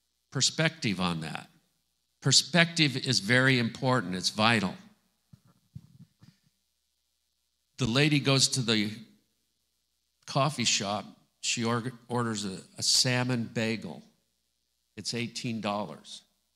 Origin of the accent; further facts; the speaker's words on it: Scotland, United Kingdom; I'm Scottish.